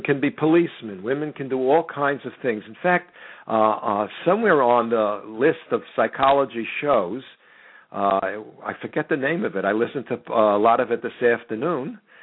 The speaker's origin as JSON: {"language": "English", "country": "United States", "said": "I'm an American."}